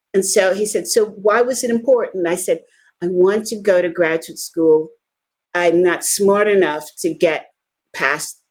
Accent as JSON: {"language": "English", "town": "New York City", "region": "New York", "country": "United States", "tie": "born or raised there", "also_born_or_lived": "Lower East Side, Manhattan", "said": "I grew up in the Bronx"}